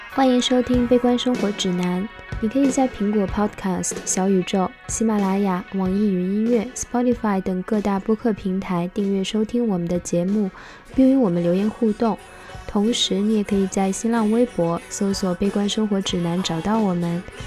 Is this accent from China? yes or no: yes; Daqing, Heilongjiang, China; moved away as an adult; also born or lived in Beijing; 我从大庆来，是一个东北城市